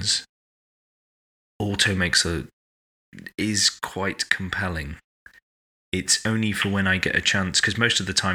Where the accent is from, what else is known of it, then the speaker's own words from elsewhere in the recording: United Kingdom; we're British